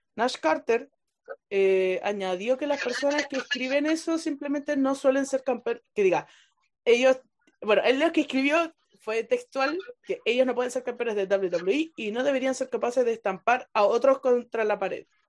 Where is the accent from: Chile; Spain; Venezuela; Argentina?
Chile